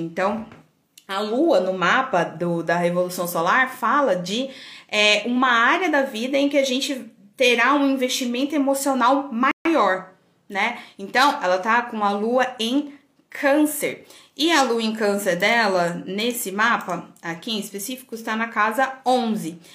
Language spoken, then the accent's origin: Portuguese; Goiânia, Goiás, Brazil; also born or lived in São Paulo; eu nasci em Goiânia e morei em São Paulo